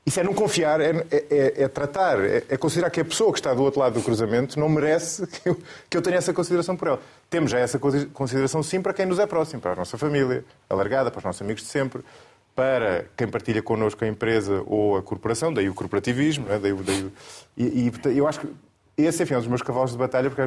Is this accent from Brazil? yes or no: no; Coimbra, Centro, Portugal; born there; Nasci em Coimbra.